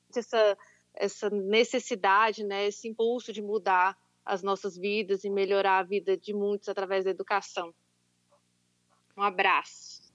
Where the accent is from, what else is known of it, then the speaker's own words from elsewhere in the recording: Brazil; enquanto brasileiros